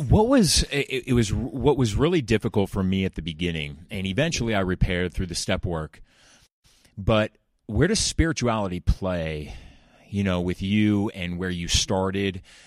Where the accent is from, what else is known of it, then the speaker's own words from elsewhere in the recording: Laguna Beach, California, United States; I grew up in Laguna Beach